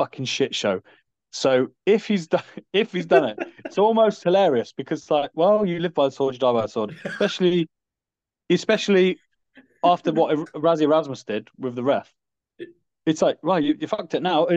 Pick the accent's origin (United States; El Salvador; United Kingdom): United Kingdom; it is the best thing about being British